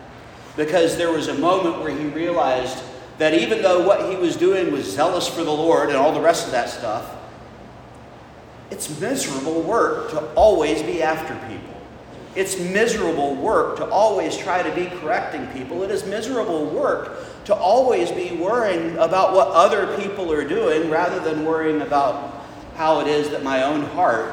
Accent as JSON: {"language": "English", "region": "the South", "country": "United States", "tie": "born or raised there", "said": "as a child growing up in the South"}